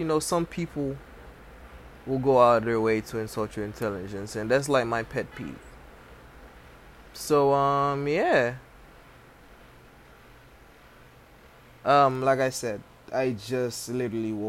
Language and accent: English; Haiti; I was born in Haiti